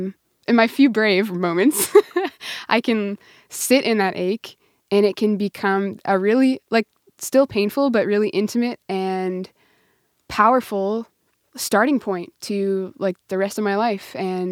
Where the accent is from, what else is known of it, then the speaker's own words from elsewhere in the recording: Prince Albert, Saskatchewan, Canada; I grew up in near Prince Albert, Saskatchewan.